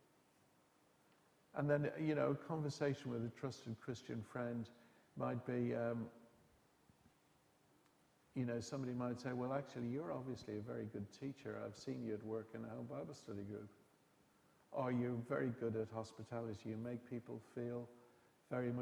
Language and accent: English; Dublin, Leinster, Ireland; now in England; I come from Dublin, as you know. My wife's English. My kids were born here